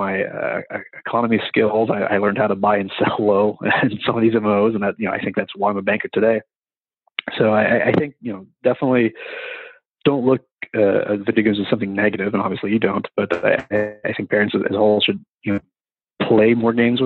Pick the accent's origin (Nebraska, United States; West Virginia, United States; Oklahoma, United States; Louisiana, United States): West Virginia, United States; I'm from West Virginia, in a place where you can be a carpenter, a coal miner, or a criminal.